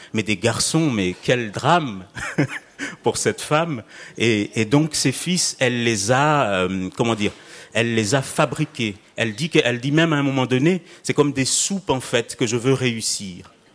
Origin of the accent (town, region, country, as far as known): Mayotte